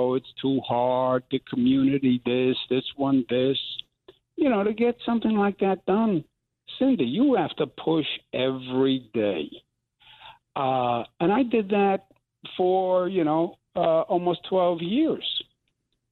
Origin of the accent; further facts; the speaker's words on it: New York, United States; I'm from New York